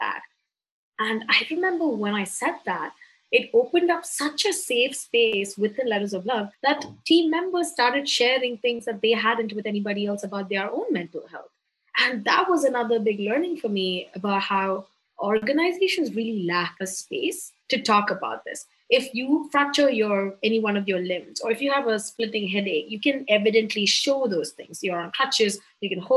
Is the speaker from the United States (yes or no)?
no; Mumbai, Maharashtra, India; I'm from Bombay, India